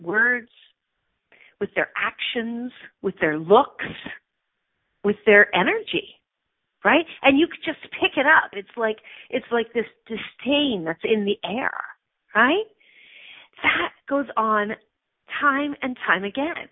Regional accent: Canada; I'm a Canadian citizen, not a U.S. citizen

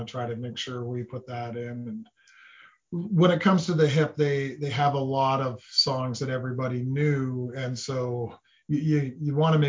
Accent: London, Ontario, Canada; we're from London

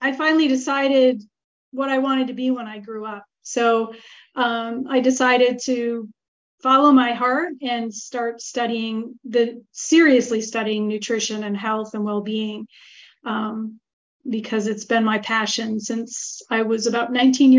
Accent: Marquette, Michigan, United States; born or raised there; moved away as an adult; now in Italy

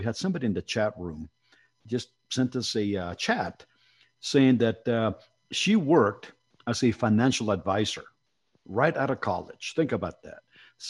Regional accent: Mexico City, Mexico; moved away; I came from Mexico City and I came from very humble economic beginnings

